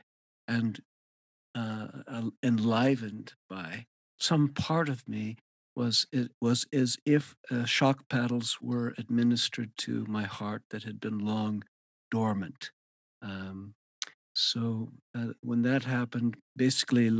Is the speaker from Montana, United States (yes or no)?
yes; Montana, United States; moved away as an adult; also born or lived in New York City; I'm from Montana, which is where I am now, grew up here